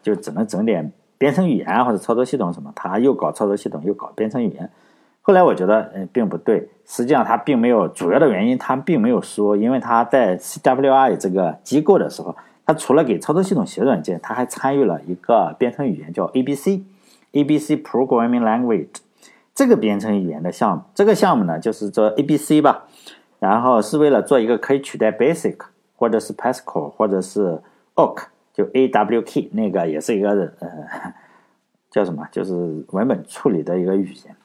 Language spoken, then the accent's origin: Chinese; China; 我们中国人的思维